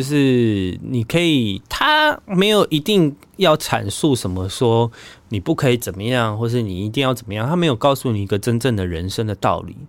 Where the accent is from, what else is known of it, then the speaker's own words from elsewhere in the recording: Taichung, Taiwan; 我说我台中人。